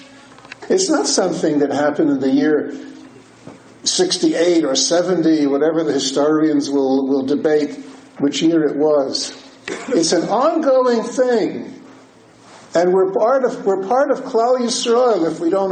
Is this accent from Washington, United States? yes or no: no; Newark, New Jersey, United States; growing up in Newark, New Jersey, in the Reform temples, the conservative temples